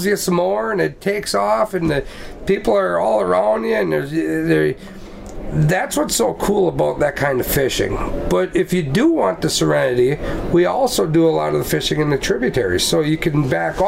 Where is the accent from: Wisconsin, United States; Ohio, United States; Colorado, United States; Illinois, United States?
Wisconsin, United States; Sheboygan; Born and raised in Sheboygan, Wisconsin